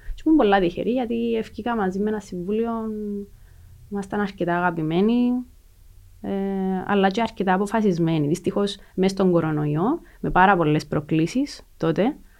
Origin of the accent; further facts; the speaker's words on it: Lakatamia, Nicosia District, Cyprus; also born or lived in Kaimakli; γεννήθηκα στη Λακατάμια, ε, όπου και έζησα, μέχρι τα 22 μου, 23 μου.